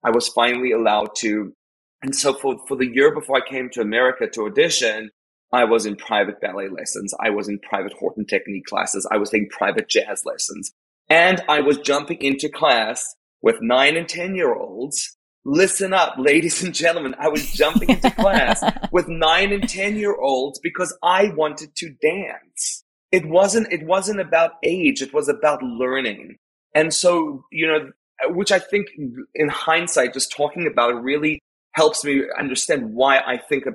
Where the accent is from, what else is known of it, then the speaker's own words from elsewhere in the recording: South Africa; moved away; I am South African.